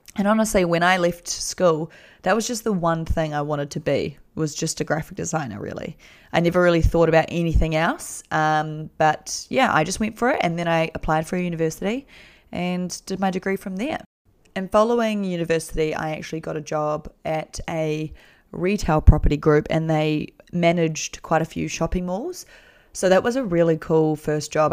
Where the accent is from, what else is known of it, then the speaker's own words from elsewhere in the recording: New Zealand; I'm from New Zealand